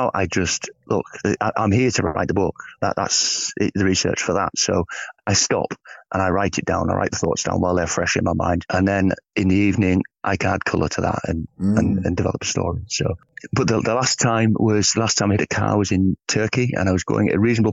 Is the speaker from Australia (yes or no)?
no; England, United Kingdom; I'm from England.